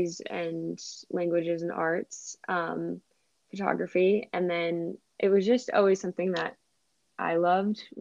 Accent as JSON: {"language": "English", "region": "Rhode Island", "country": "United States", "also_born_or_lived": "New York", "moved": "as an adult", "said": "I'm originally from Rhode Island, moved to New York after college"}